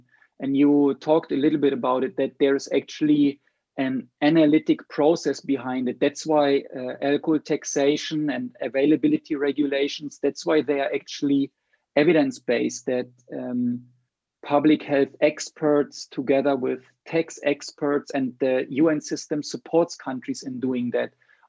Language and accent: English; Sri Lanka; your home country is a little bit different than my home country, Sri Lanka.